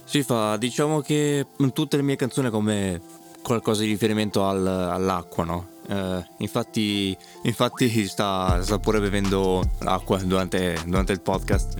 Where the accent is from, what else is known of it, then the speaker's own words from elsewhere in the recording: Australia; sono australiano